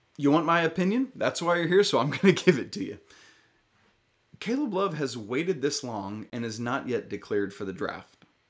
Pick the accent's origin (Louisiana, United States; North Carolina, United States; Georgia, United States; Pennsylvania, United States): Georgia, United States; Atlanta; I grew up in Atlanta, grew up rooting for the Hawks